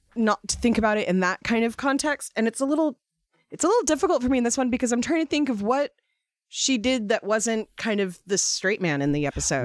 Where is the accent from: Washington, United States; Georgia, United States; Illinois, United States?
Washington, United States; Seattle; I was growing up in Seattle